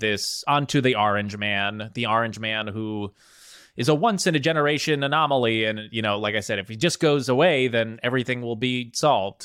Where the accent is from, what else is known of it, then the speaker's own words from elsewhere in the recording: New Jersey, United States; I'm from New Jersey.